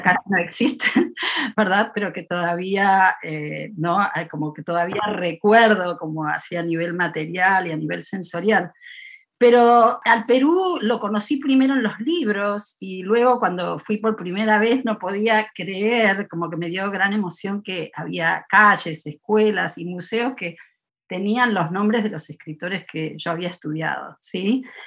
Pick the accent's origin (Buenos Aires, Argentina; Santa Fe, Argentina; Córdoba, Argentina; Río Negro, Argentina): Buenos Aires, Argentina; now in Davis, United States; he pasado mucho más tiempo en Estados Unidos que en Argentina, en Buenos Aires, la ciudad donde nací